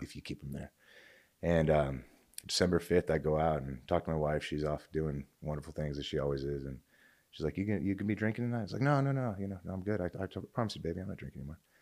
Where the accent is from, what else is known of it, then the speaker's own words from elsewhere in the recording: Oregon, United States; also born or lived in Fort Campbell, Kentucky; now in California, United States; I'm actually a West Coaster originally. I'm from Oregon, so we're out here in California